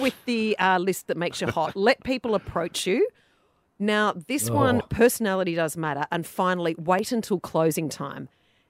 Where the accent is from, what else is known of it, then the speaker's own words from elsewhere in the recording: Mudgee, New South Wales, Australia; now in Sydney, Australia; growing up in Mudgee